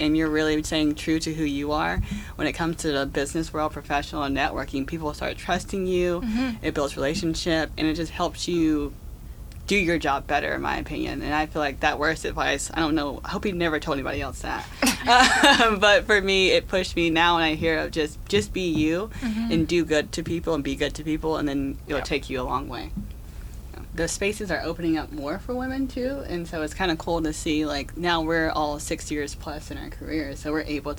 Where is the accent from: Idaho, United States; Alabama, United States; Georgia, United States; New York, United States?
Alabama, United States; now in Tennessee, United States; I kept saying y'all, because I'm from Alabama, and we live in Tennessee